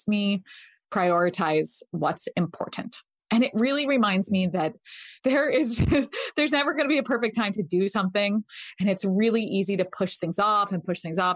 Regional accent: Connecticut, United States; moved away as an adult; now in San Francisco, United States; I grew up in Connecticut.

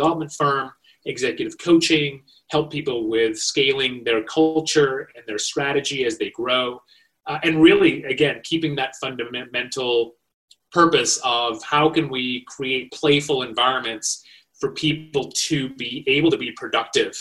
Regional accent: Malaysia; moved away as an adult; also born or lived in India; now in United States; So I was born in India, raised in Malaysia. I made my way to the United States for college

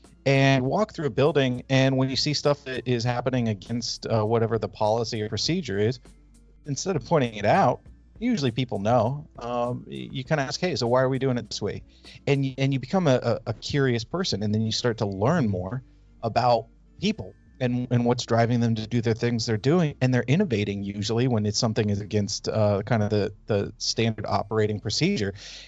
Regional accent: California, United States; So I grew up in Northern California.

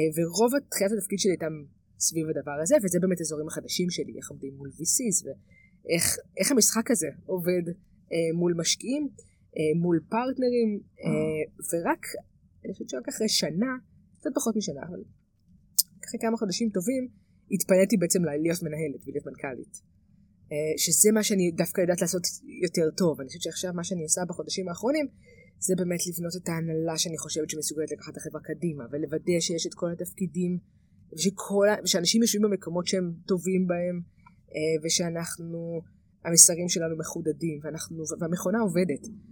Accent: Israel; גדלתי במושב

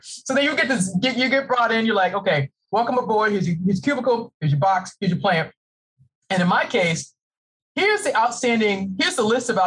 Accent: Boston, Massachusetts, United States; moved away as an adult; now in Maryland, United States; I'm originally from Boston. I live in the great state of Maryland

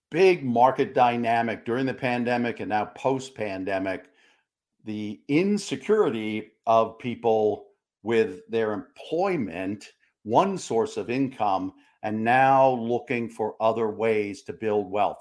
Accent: New York, United States; we're fellow uh, fellow New Yorkers

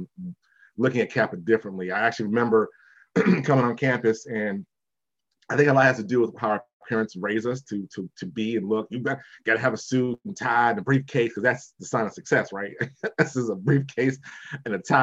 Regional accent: Maple Heights, Ohio, United States; I'm from originally from Maple Heights, Ohio, suburb of Cleveland, Ohio

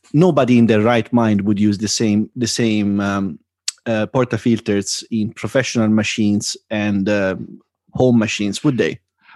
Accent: Boston, Massachusetts, United States; Yeah, it's pretty much it. Like, yeah, I'm from Boston.

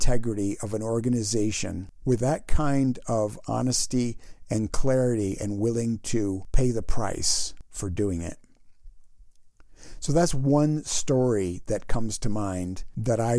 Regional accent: United States; also born or lived in Canada; I'm an American citizen

